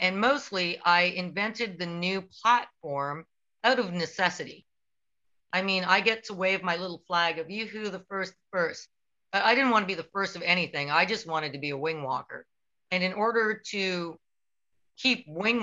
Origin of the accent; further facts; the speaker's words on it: Canada; I'm Canadian